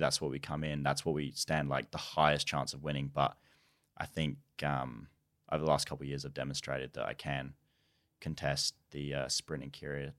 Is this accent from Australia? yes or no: yes; Australia; So like I'm Australian.